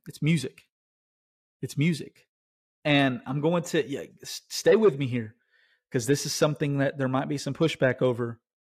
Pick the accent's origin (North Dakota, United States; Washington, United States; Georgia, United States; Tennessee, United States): Tennessee, United States; I'm from Tennessee